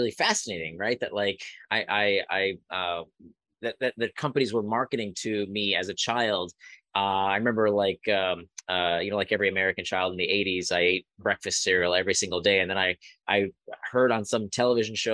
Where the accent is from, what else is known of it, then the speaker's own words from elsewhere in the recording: Israel; I was born in Israel. My grandparents were Holocaust survivors.